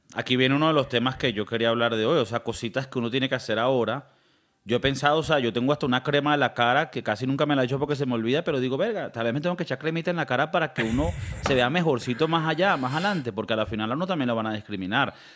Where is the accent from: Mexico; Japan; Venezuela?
Venezuela; Valencia, Carabobo; Yo soy de Valencia